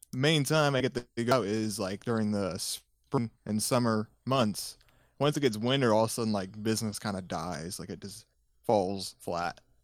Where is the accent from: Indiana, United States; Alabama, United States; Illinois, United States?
Indiana, United States; also born or lived in Los Angeles, California; I was born in California, lived there for a couple years, and then my parents shifted everyone to, uh, Indiana back in nineteen ninety-eight.